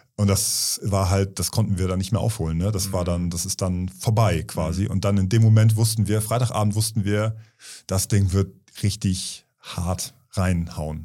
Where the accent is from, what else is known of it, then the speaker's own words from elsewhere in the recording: Kiel, Schleswig-Holstein, Germany; in Kiel, in meiner Heimatstadt